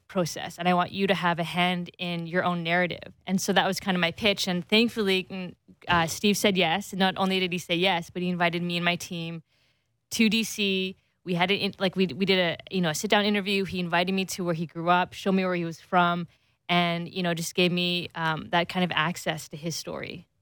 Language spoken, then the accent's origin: English; Canada; second generation Canadian kid